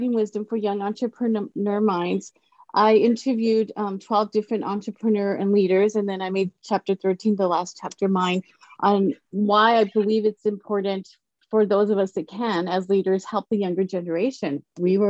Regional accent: El Paso, Texas, United States; I grew up in El Paso, Texas.

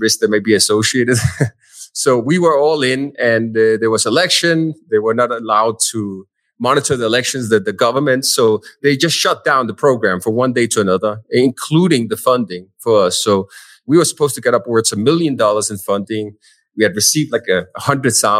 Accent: Denmark; now in Medellín, Colombia; I'm originally from Denmark, Europe, in case somebody wondered about the accent.

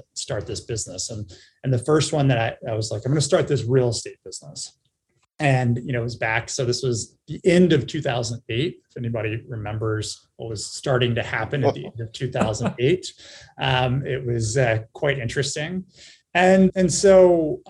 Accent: Cincinnati, Ohio, United States; I was born and raised in Cincinnati, Ohio

